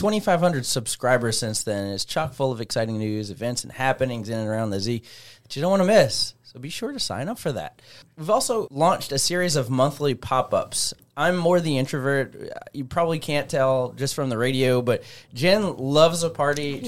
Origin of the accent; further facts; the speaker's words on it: Metairie, Louisiana, United States; moved away as an adult; now in Zachary, United States; born and raised in Metairie